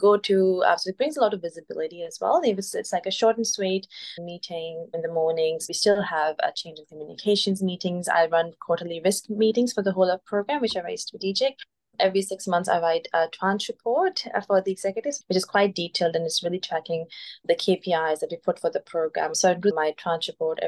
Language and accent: English; Pakistan; moved away as an adult; now in Australia; I am originally from Pakistan. I came to Australia as an international student in 2015.